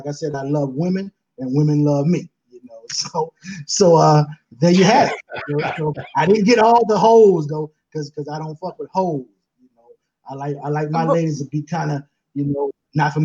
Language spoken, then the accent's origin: English; San Francisco, California, United States; now in Auburn, United States; I'm from the Fillmore, San Francisco